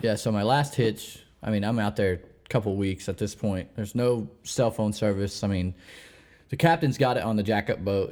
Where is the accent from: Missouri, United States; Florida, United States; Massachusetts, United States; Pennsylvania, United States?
Missouri, United States; moved away as an adult; also born or lived in New Orleans; I'm born and raised in Missouri